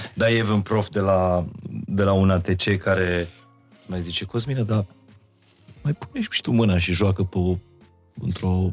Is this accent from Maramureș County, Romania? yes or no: yes; Baia Mare, Maramureș County, Romania; moved away as an adult; now in Bucharest, Romania; m-am mutat din Baia Mare în București uh, după liceu